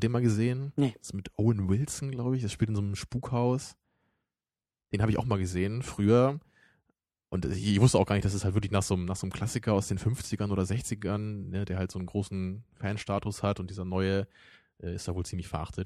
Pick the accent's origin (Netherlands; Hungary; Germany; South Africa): Germany; the North, Northern Germany; bei uns im Norden